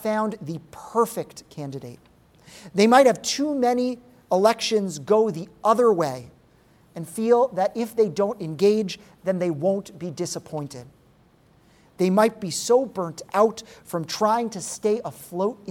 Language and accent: English; Rhode Island, United States; my home state of Rhode Island.